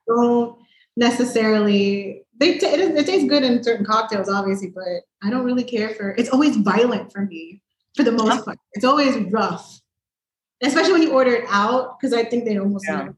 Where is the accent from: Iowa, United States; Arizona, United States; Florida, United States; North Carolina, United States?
Florida, United States; Miami; I was born and raised in Miami